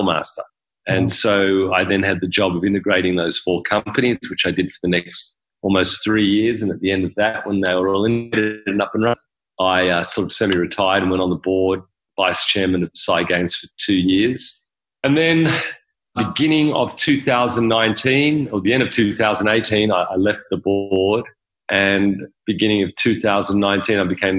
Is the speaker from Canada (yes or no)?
no; Sydney, New South Wales, Australia; moved away as an adult; now in Las Vegas, United States; I was born and raised in Australia, in Sydney